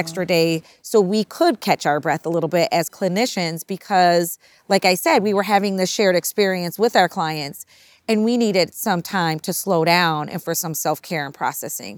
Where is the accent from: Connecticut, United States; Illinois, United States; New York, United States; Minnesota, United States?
Minnesota, United States; my mother's from Minnesota. We're from Minnesota